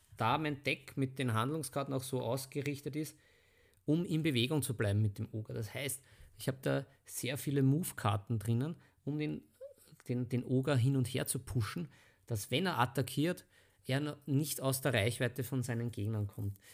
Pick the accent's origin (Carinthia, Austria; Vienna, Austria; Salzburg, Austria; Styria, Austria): Vienna, Austria; bei uns in Wien